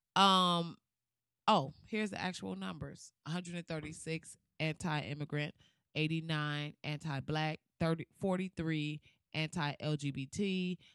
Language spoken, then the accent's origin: English; Flint, Michigan, United States; Flint, my hometown, my home city